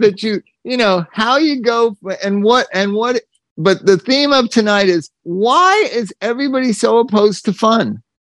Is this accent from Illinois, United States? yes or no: no; Palm Springs, California, United States; That's what growing up in Palm Springs does to you.